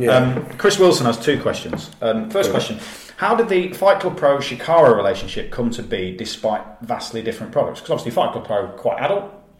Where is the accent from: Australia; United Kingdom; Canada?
United Kingdom; England; Because I'm from the Midlands as well.